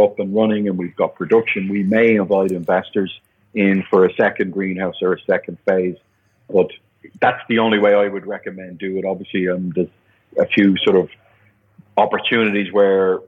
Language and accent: English; Ireland; moved away as an adult; also born or lived in Dublin / Germany; now in Panama; being Irish